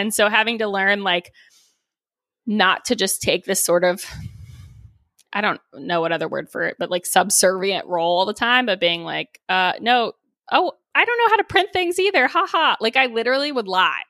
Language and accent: English; Texas, United States; moved away; also born or lived in Boulder, Colorado; growing up in Texas